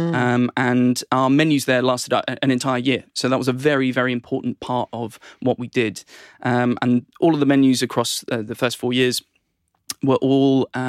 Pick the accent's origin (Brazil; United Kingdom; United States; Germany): United Kingdom; England; I'm the only Englishman for the company, so...